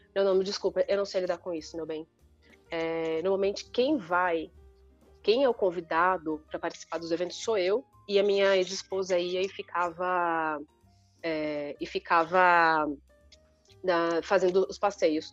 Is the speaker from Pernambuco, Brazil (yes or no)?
no; Sorocaba, São Paulo, Brazil; moved away; eu sou de Sorocaba, assim, interior